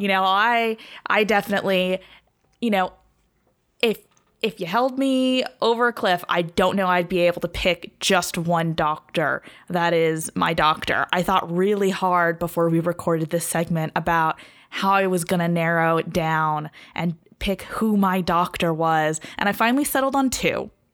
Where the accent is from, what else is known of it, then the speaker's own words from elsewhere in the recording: California, United States; I'm from California